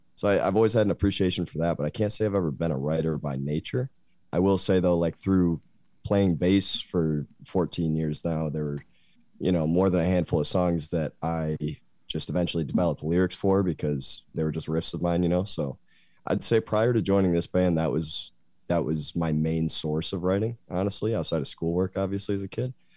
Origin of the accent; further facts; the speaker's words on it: Grand Rapids, Michigan, United States; moved away as an adult; now in Lansing, United States; I'm from Grand Rapids